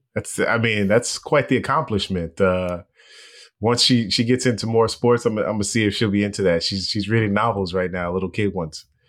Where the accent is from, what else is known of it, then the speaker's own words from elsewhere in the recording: Los Angeles, California, United States; moved away; I'm from Los Angeles